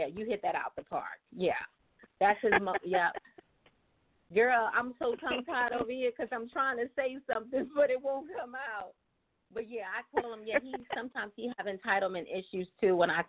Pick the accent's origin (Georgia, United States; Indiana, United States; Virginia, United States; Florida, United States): Virginia, United States; now in Maryland, United States; So, but I live in Maryland, but I'm from Virginia. So it's just kind of complicated.